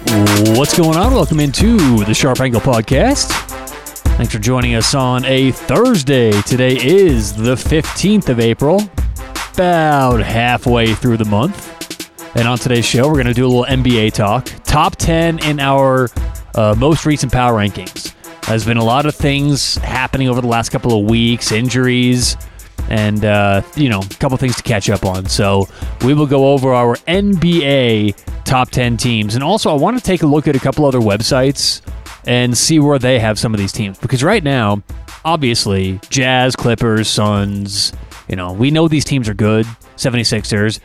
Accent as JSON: {"language": "English", "town": "Denver", "region": "Colorado", "country": "United States", "said": "I'm from Denver"}